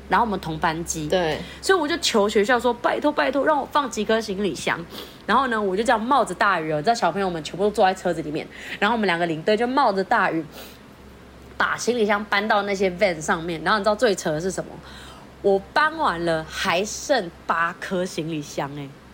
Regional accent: Philippines; now in Taiwan; 我是菲律宾人

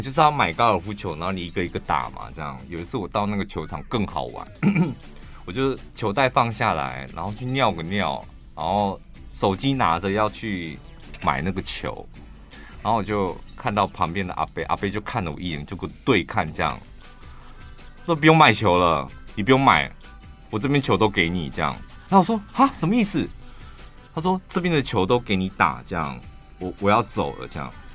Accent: Taichung, Taiwan; 我身为台中人

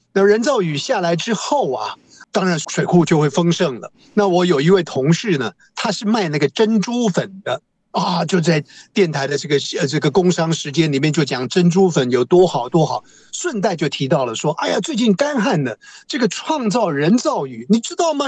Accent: Taiwan; 我们台湾话

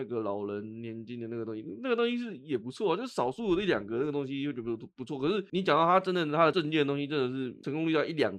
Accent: northern Taiwan, Taiwan; 那如果你单就柯文哲，我们北部人对他印象大概就是这样子啦。

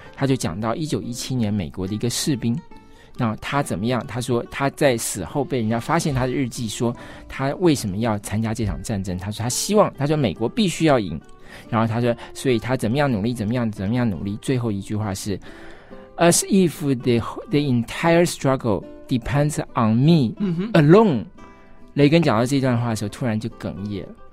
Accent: Taiwan; 大家都觉得应该我们都是台湾人。嗯，但在我们小时候受教育的时候，我们刚开始受教育的时候，还是中国人的那一套教育

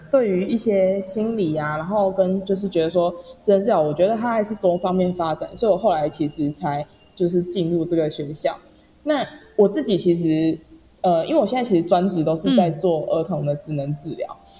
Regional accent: northern Taiwan, Taiwan; 因为我是北部人

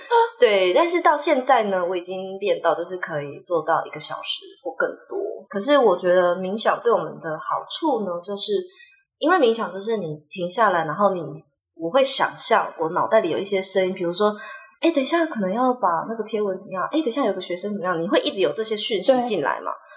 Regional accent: Taipei, Taiwan; moved away; also born or lived in Mexico / Spain; 我们就是台北人，然后台北人就是你知道，也不太会跟亲戚有什么连结

